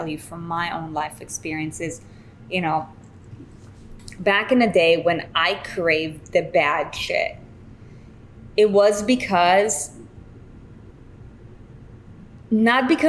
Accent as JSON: {"language": "English", "country": "Israel", "moved": "yes", "lives_now": "United States", "said": "I come from Israel"}